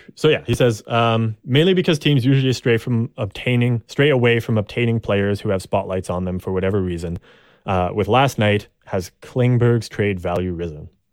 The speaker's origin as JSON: {"language": "English", "country": "Canada", "said": "I'm Canadian"}